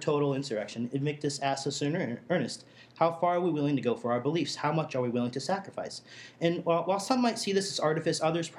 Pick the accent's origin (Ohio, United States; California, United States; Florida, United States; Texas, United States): Florida, United States; born or raised there